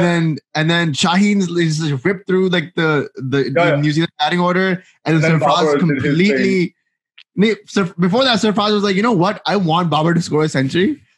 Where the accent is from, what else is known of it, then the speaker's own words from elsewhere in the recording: California, United States; we grew up in California, where like only cricket that we could see was what dad was watching on the TV.